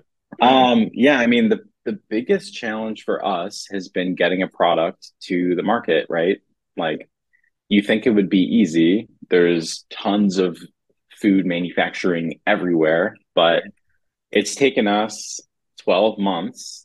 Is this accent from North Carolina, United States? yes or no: no; Ann Arbor, Michigan, United States; Theo and I grew up together in Ann Arbor, Michigan